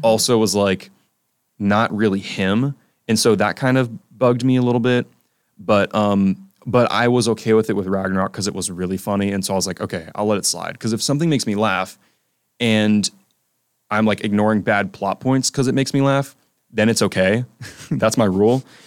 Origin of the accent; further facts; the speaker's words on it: South Carolina, United States; I'm a film studies student from South Carolina